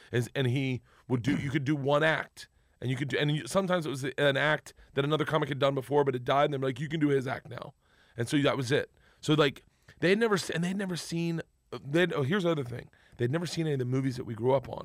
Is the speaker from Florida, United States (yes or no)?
yes; Florida, United States; I grew up in Florida and we're in Florida